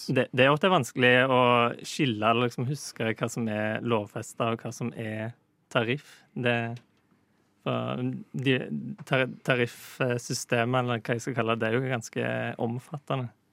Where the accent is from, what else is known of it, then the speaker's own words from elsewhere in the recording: Western Norway, Norway; Jeg kommer jo ikke fra Østlandet, jeg kommer fra Vestlandet